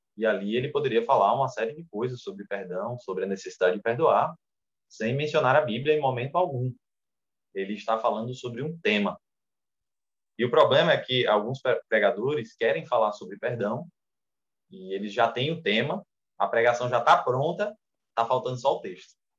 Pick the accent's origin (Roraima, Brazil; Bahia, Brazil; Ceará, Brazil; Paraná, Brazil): Roraima, Brazil; Boa Vista; also born or lived in Rio Grande do Norte; now in Parnamirim, Brazil; a segunda igreja presbiteriana de Boa Vista, Roraima, que foi onde eu nasci, eu nasci lá em Roraima, moro no Rio Grande do Norte há muitos anos, mas nasci em Roraima.